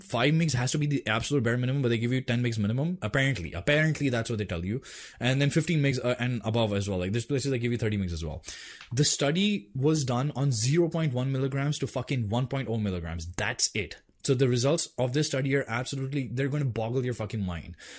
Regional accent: India; I'm Indian

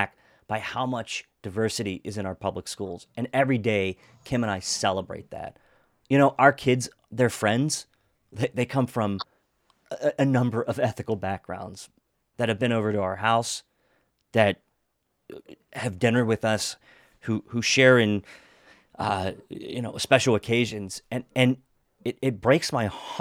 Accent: Washington County, Pennsylvania, United States; moved away as an adult; also born or lived in Pittsburgh, Pennsylvania; now in Montgomery County, Maryland, United States; I grew up in Washington County, and Washington County is an interesting place

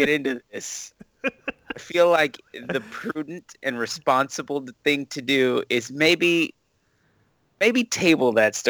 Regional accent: Los Angeles, California, United States; moved away; I'm from California originally, right? Los Angeles area

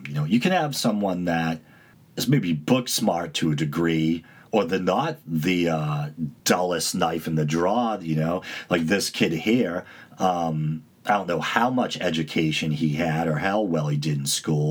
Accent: United States; I largely identify as Italian American and then Irish American

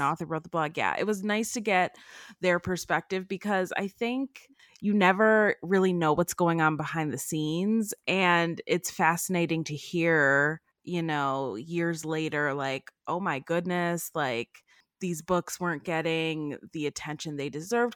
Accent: Cleveland, Ohio, United States; I grew up in Cleveland, Ohio, in the Cleveland area

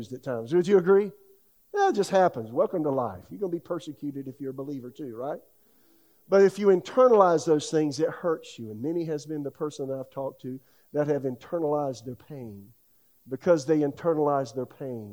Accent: South Carolina, United States; now in Raleigh, United States; my hometown in South Carolina

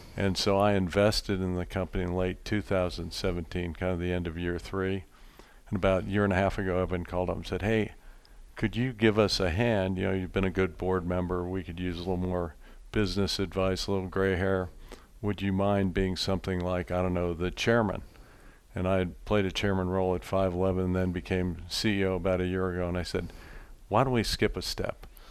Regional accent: Philadelphia, Pennsylvania, United States; Growing up in Pennsylvania, did a lot of bird hunting

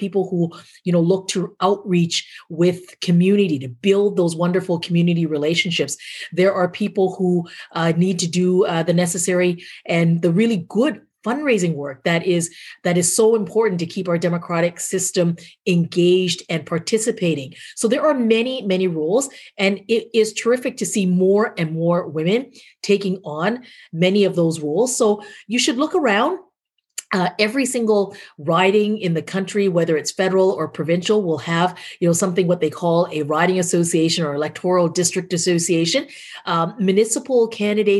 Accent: Canada; I have not been as proud as I am as a Canadian

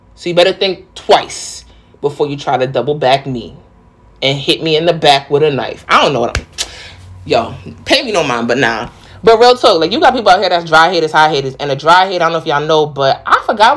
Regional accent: New York, United States; accent: New York; now in Charlotte, United States; I'm from the Bronx, but like real talk, I guess it's just a New York type vibe.

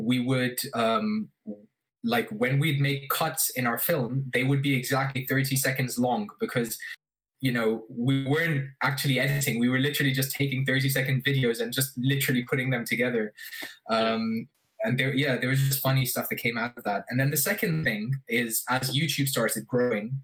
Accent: Abu Dhabi, United Arab Emirates; I grew up in Abu Dhabi

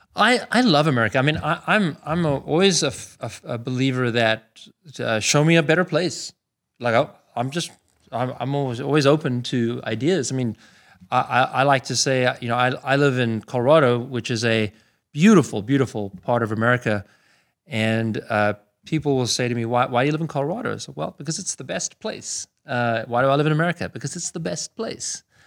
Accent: Pretoria, Gauteng, South Africa; born or raised there; moved away as an adult; also born or lived in Canada; now in United States

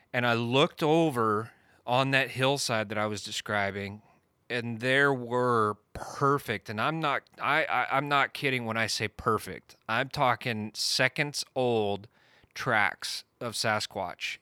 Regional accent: Eastern Washington, United States; I was born and raised in Eastern Washington

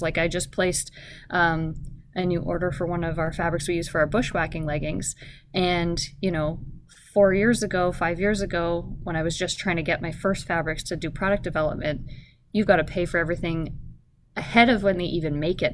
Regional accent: Canada; now in Anchorage, United States; I grew up in Canada

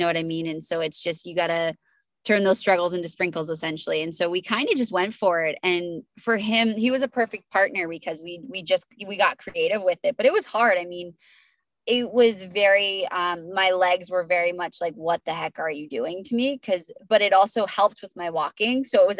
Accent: New Hampshire, United States; Yeah, so I'm from New Hampshire, and then ended up relocating during Dancing with the Stars.

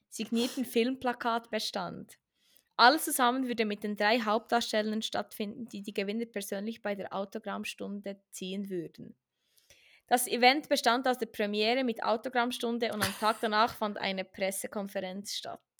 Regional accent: Bern, Switzerland; Ja, ich bin in Bern aufgewachsen. Den Akzent bringe ich nicht ganz heraus. Das ist mir auch nicht so wichtig. Ich liebe meine Heimat.

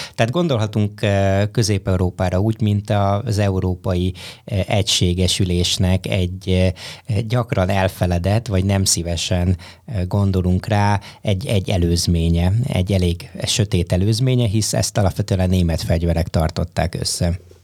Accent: Hungary; now in Boston, United States; amikor Brassóba egy nyári egyetemen románul tanultam az egyetlen magyarországi magyarként

